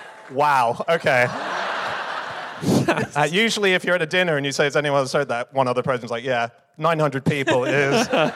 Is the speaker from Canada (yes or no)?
no; Australia; I'm an Aussie.